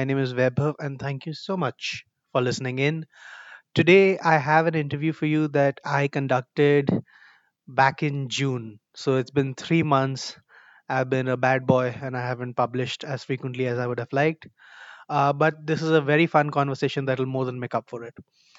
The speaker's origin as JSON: {"language": "English", "town": "Kolkata", "region": "West Bengal", "country": "India", "said": "we're both from Kolkata."}